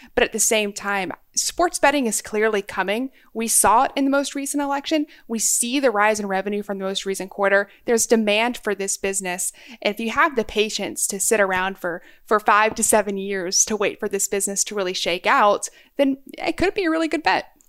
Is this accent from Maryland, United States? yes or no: yes; Maryland, United States; my home state, Maryland